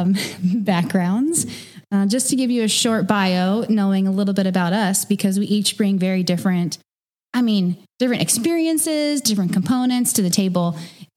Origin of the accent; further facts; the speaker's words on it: Kansas City, United States; moved away as an adult; also born or lived in Fayetteville, Arkansas; now in Arkansas, United States; I come from Kansas City originally. So I ended up in Arkansas